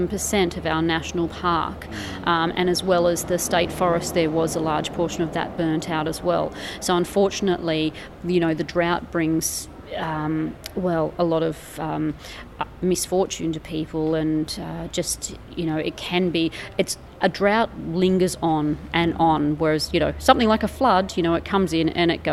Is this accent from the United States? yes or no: no; Narrabri, New South Wales, Australia; Well, Narrabri's a lovely town. I've grown up here, lived here all of my life